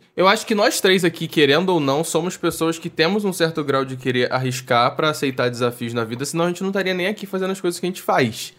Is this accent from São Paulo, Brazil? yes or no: no; Niterói, Rio de Janeiro, Brazil; eu sou de Niterói.